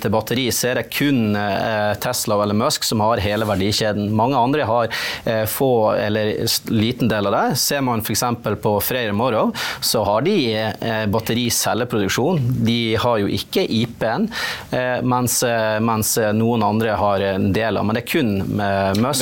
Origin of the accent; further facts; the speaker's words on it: Nordland, Norway; der jeg kommer fra, i Øyfjellet, der har du en svær vindpark